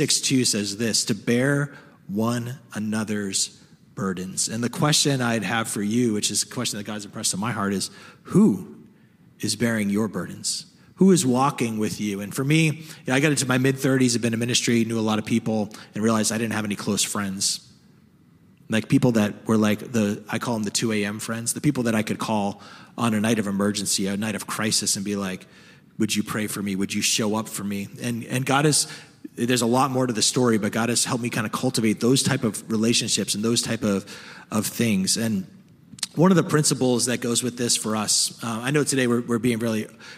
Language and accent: English; the North, Northern United States, United States; I know this as a Northerner